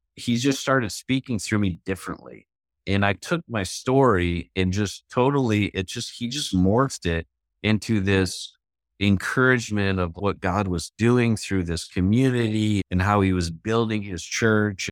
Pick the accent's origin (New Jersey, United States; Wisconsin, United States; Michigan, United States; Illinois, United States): Illinois, United States; Chicago; one of my nicknames was … because I was from Chicago